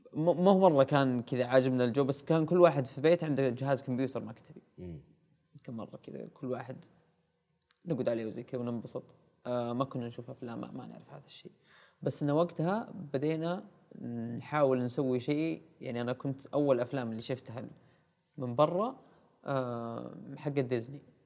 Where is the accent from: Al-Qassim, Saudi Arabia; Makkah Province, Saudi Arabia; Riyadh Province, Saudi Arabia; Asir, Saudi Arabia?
Asir, Saudi Arabia; Al-Namas; moved away as an adult; also born or lived in Abha; انا ولدت وعشت وتربيت اول سنوات حياتي في محافظه النواص في قريه صغيره اسمها الرهوه